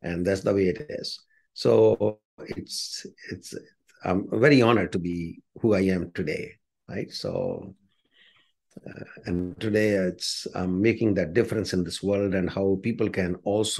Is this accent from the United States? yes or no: no; India; moved away as an adult; now in Canada; I grew up in the slums of India